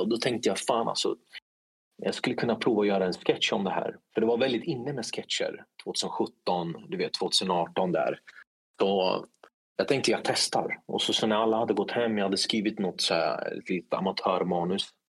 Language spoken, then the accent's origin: Swedish; Linköping, Östergötland, Sweden; also born or lived in Stockholm; jag är uppvuxen i Linköping